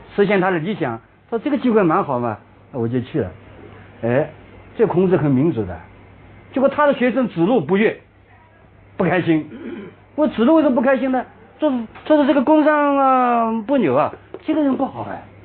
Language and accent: Chinese; China; 我们中国人